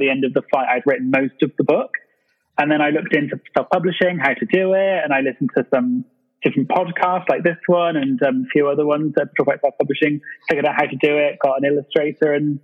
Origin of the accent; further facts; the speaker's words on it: England, United Kingdom; also born or lived in London; you may have guessed from the accent, I'm from England. I'm currently living in London